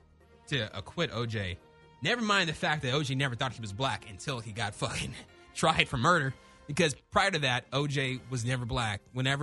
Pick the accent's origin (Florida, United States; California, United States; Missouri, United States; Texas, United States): California, United States; Orange County; I'm black too. For the record, I'm black too. But I'm from Orange County. I'm Orange County black.